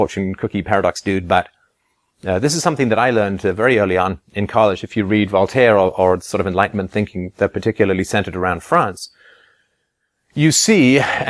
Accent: England, United Kingdom; Obviously, I grew up in England, and I went to boarding school for a while.

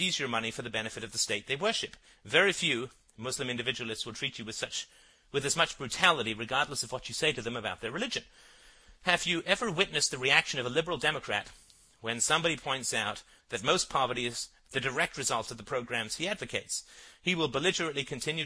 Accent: Ireland; I come from Ireland, and our lands were colonized by the British

